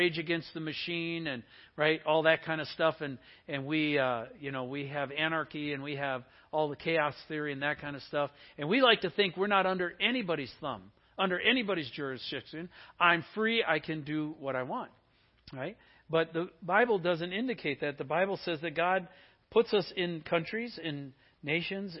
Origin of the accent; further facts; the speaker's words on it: Wisconsin, United States; now in Seattle, United States; I grew up in Wisconsin